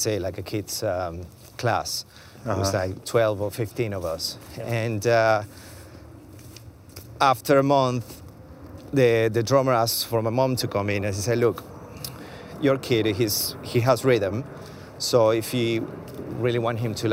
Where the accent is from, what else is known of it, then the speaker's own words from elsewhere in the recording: Venezuela; moved away as an adult; also born or lived in Argentina; now in London, United Kingdom; growing up in Venezuela was amazing